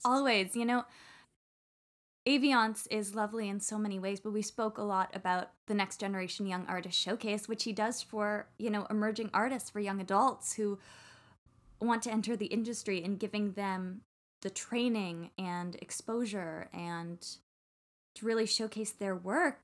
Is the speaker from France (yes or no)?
no; Canada; I'm Canadian